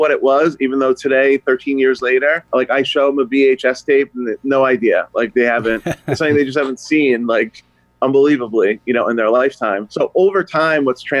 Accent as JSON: {"language": "English", "region": "New Jersey", "country": "United States", "tie": "born or raised there", "also_born_or_lived": "Connecticut", "moved": "as an adult", "said": "I grew up in New Jersey, moved back to Connecticut"}